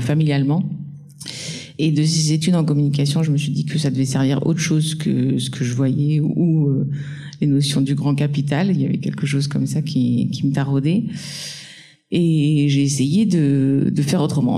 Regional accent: Nord, Hauts-de-France, France; je viens du Nord et dans le Nord, il y a une forte culture euh, de la mobilisation, du militantisme. Socialement, c'est pas toujours euh, très rose et hum, je pense que bah, dès l'enfance, j'ai été un peu baignée là-dedans

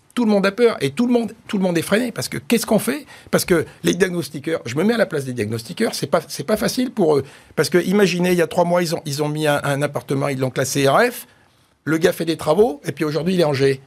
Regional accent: Auvergne-Rhône-Alpes, France; je suis un Auvergnat

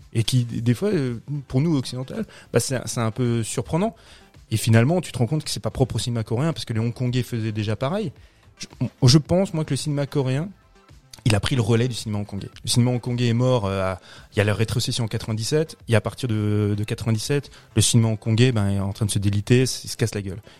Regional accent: France; nous, Français

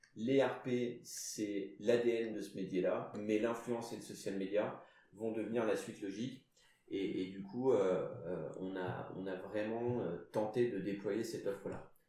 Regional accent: Basque Country, France; je suis basque

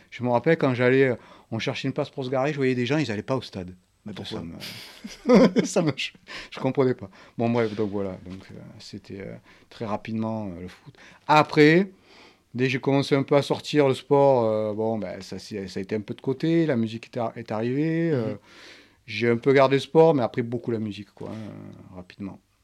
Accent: Marseille, Provence-Alpes-Côte d'Azur, France; mon enfance, l'endroit où j'ai grandi, donc c'est le 4e arrondissement à Marseille

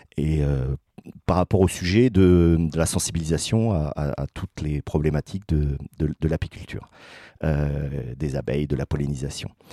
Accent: Paris region, Île-de-France, France; moved away as an adult; now in Chemillé, France; Je viens de région parisienne

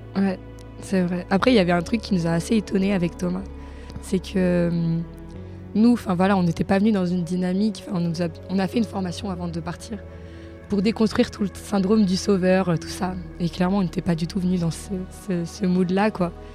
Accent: France; je viens de Vorep

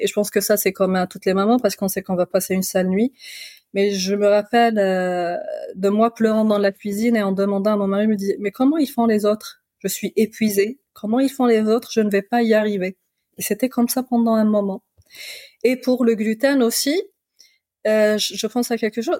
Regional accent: Algeria; de chez moi en Algérie

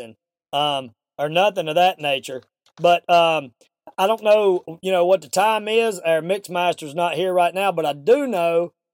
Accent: American South, United States; accent: Southern; my Southern accent

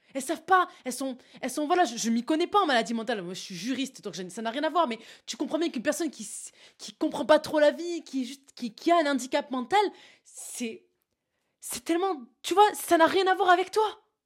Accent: south of France, France; accent: southern; je sors mon accent du sud

